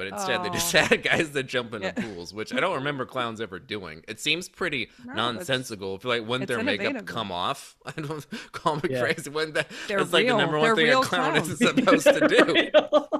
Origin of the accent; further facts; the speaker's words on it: Auburn, California, United States; there were furries in my hometown that would come into this costume shop